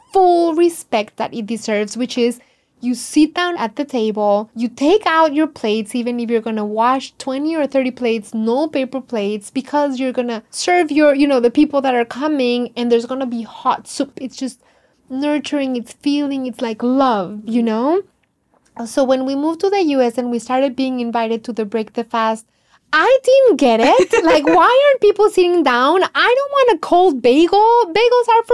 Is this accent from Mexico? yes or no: yes; Mexico; accent: heavy Mexican; now in Washington, D.C., United States